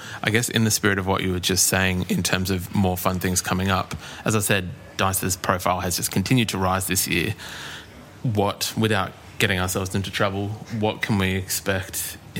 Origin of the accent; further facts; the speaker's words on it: Adelaide, South Australia, Australia; you're coming to Adelaide. That's where we're from.